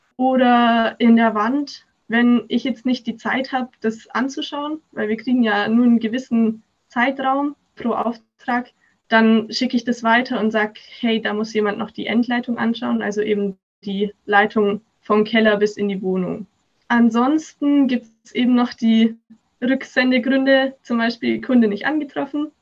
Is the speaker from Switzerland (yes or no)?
no; Augsburg, Bavaria, Germany; Ich komme aus Augsburg